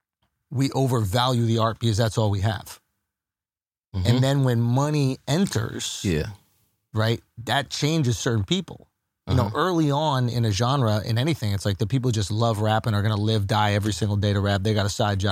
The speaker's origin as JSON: {"language": "English", "region": "New York", "country": "United States", "tie": "born or raised there", "said": "coming up in New York"}